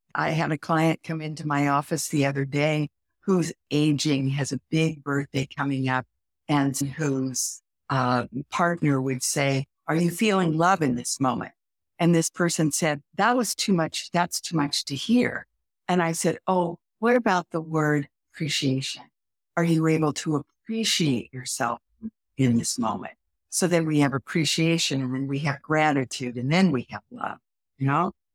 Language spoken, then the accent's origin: English; Midwest, United States; I'm from the Midwest